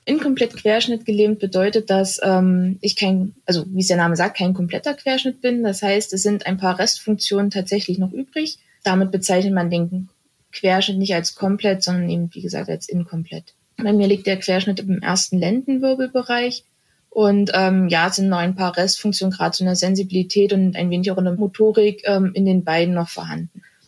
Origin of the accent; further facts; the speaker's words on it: Germany; bei uns in Deutschland